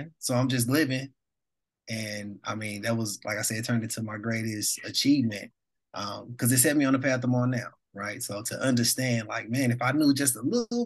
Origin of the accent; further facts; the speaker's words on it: St. Louis, Missouri, United States; I'm originally from St. Louis, born and raised.